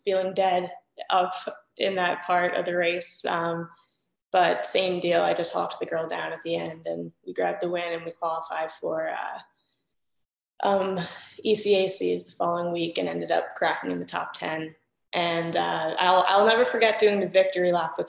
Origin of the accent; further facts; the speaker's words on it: New York, United States; moved away; I'm from New York